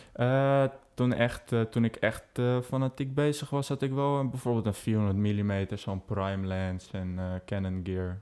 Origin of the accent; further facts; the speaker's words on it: Amsterdam, North Holland, Netherlands; now in Tilburg, Netherlands; Ik kom uit Amsterdam. Ik woon momenteel dus in Tilburg.